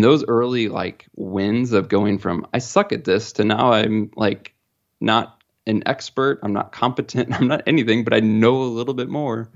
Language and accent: English; Midwest, United States; growing up in the Midwest